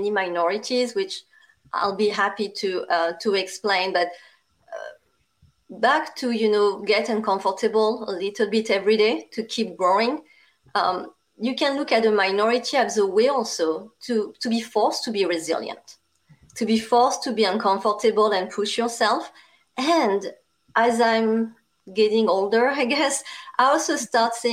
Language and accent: English; France; accent: strong French; English is a second language; now in United States; I'm also a Asian with a strong French accent